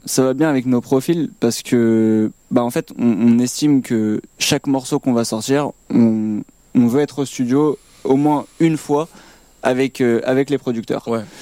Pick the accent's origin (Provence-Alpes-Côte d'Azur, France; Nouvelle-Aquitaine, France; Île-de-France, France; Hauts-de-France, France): Île-de-France, France; Paris; nous, on est jeunes, on vient de Paris